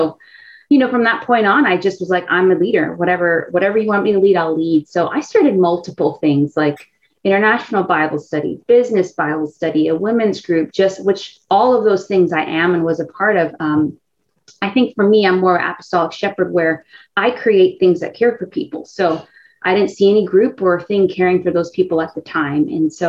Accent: Cayman Islands; moved away as an adult; now in Tampa, United States; So I'm originally from the Cayman Islands in the Caribbean. So I grew up there, went to school. I came to university here, University of Tampa, 13 years ago. And I was a Christian at the time

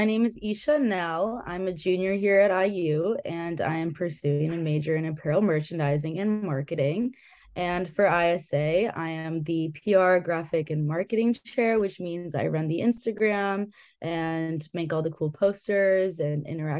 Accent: India; So I am actually not Hindu, but growing up being Indian and growing up in an Indian household, I've had so many friends that celebrated Diwali

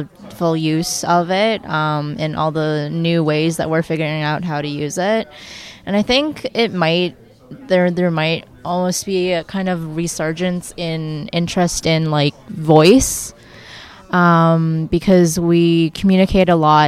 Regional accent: Toronto, Ontario, Canada; also born or lived in China; I grew up in Toronto after immigrating to Canada from China when I was 2.

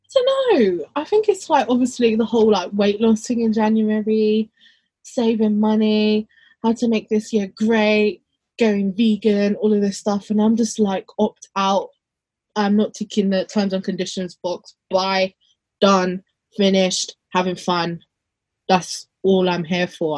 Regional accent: London, United Kingdom; I'm more from London

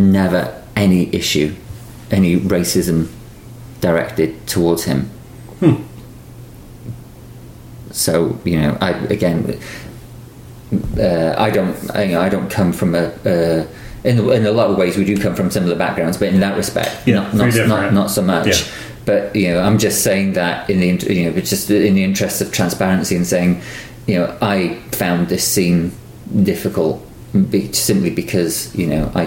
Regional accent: United Kingdom; now in United States; as a British person living in the States

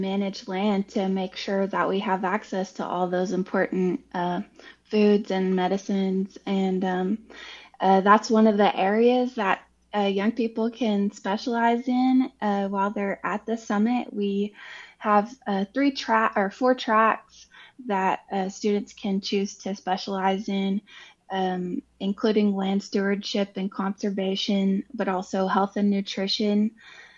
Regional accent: Oklahoma, United States; now in Fayetteville, United States; I'm from Oklahoma in the Cherokee Nation

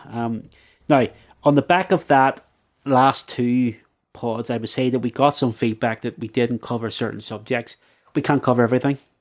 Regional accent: Belfast, Northern Ireland, United Kingdom; as a young lad growing up in the Shankill

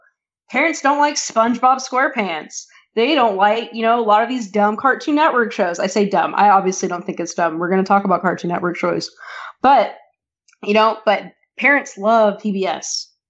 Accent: Kentucky, United States; I'm from Kentucky. I live in Kentucky, and this Kentucky is mostly rural.

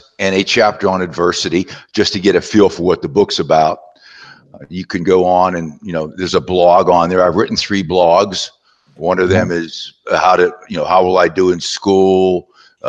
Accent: southwestern Pennsylvania, United States; moved away; also born or lived in West Virginia; I was born in West Virginia, and I was raised in southwestern Pennsylvania, a small coal mining town

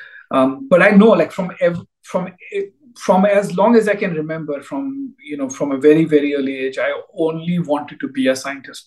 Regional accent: India; moved away as an adult; I grew up in India. Did my PhD back there

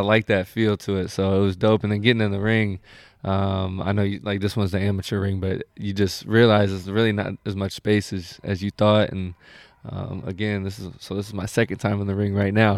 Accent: Indianapolis, Indiana, United States; moved away as an adult; now in Sacramento, United States; growing up in Indiana is like um, it's not as much like people think it's just like cornfields and shit, but yeah. like where I'm from, I'm from Indianapolis

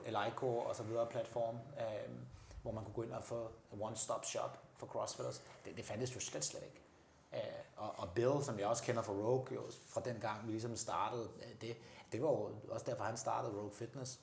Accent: Denmark; som danskere

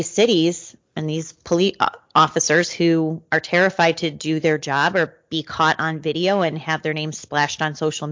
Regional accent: Illinois, United States; also born or lived in Memphis; my home state of Illinois and Chicago

